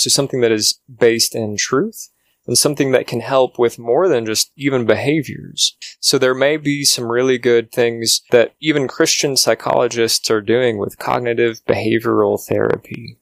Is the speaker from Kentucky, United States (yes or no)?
yes; Louisville, Kentucky, United States; I was born and raised in the Louisville, Kentucky area